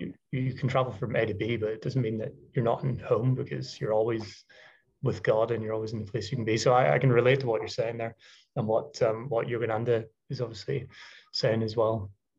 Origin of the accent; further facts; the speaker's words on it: Ireland; now in London, United Kingdom; being Irish, you know, moving to London, living in a boat, not being in Brazil, you know, never really feeling like I have a home.